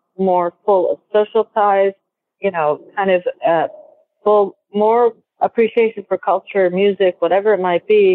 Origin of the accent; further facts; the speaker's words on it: Peru; now in United States; I was born in Peru and I'm part Peruvian. And as I grew up, everybody was your aunt or uncle